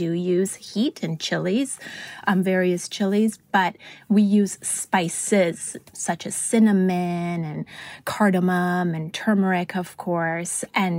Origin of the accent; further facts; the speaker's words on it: Vancouver, British Columbia, Canada; also born or lived in Italy; now in Los Angeles, United States; And we originally moved to Italy, and then from Italy, it was on to Vancouver, Canada. And I grew up in Vancouver before moving to Los Angeles some 20-odd years ago.